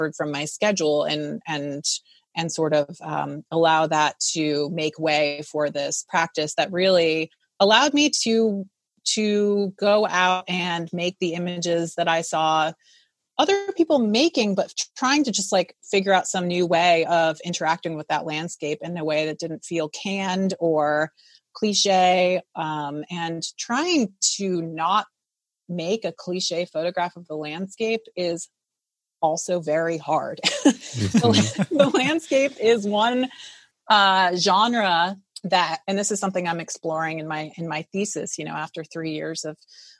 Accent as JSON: {"language": "English", "town": "Providence", "region": "Rhode Island", "country": "United States", "tie": "born or raised there", "moved": "as an adult", "lives_now": "California, United States", "said": "growing up in Providence, Rhode Island, where I grew up"}